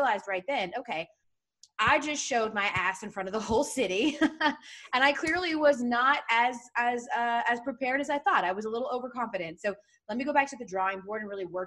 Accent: Atlanta, Georgia, United States; moved away as an adult; also born or lived in Boston; I'm from Atlanta. I grew up loving the Braves

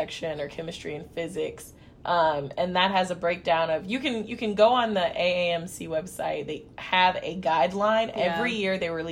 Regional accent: Kansas, United States; growing up in Kansas

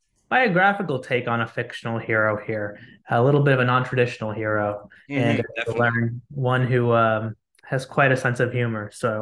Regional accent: Lebanon; first language Arabic; English is a second language; also born or lived in United States; I am a Lebanese-American. I grew up living in Lebanon for a few years, went back and forth frequently between there and here. My first language was actually Arabic.

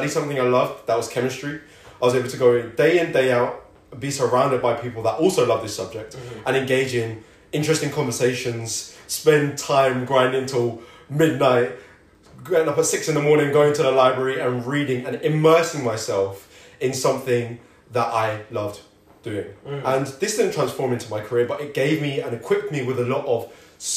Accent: London, United Kingdom; moved away as an adult; also born or lived in Manchester; I am from London

